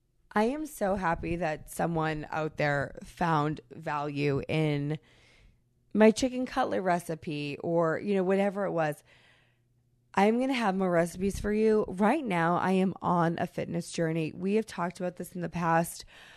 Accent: Massachusetts, United States; I'm from New England, from Massachusetts, we're massive sports people, but there are very few New Englanders who will not so much as acknowledge other colors

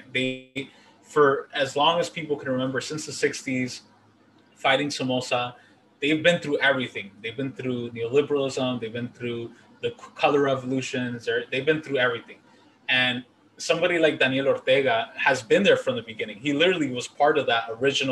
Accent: Honduras; moved away

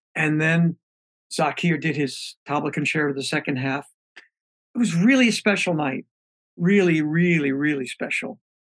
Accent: New York City, New York, United States; moved away; also born or lived in Bay Area, California; I was raised in Brooklyn.

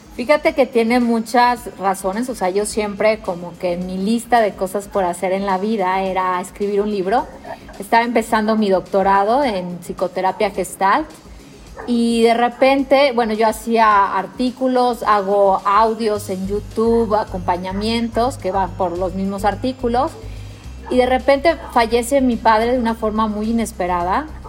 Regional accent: Mexico; como mexicano

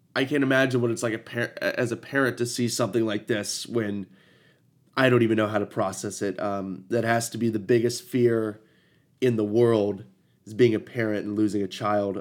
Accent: Ohio, United States; I'm from Ohio.

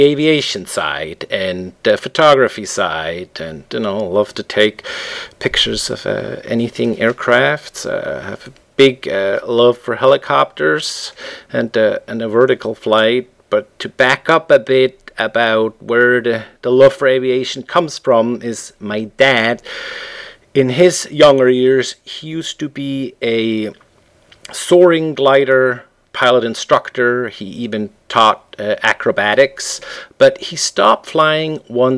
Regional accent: Switzerland; English is a second language; moved away as an adult; also born or lived in Canada / Midwest, United States / Chicago, United States; now in Seattle, United States; I was born and raised in Switzerland

